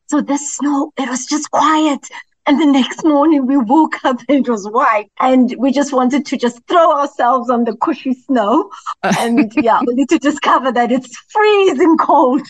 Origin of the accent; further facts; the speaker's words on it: Soweto, Gauteng, South Africa; I grew up in Soweto